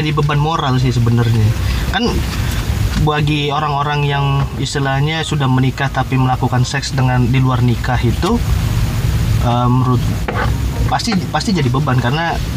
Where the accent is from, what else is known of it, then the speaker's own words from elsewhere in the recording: Balaraja, Banten, Indonesia; di kota gua Dalaraja